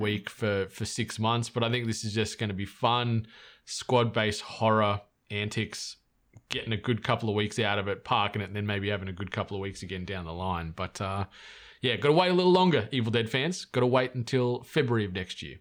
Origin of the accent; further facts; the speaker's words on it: Australia; I'm Australian